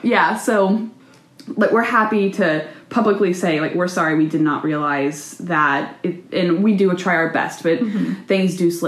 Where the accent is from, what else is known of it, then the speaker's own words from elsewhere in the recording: the South, United States; And like I said earlier, we're both from the South, and sometimes it takes new modern ideas a little longer to get to us.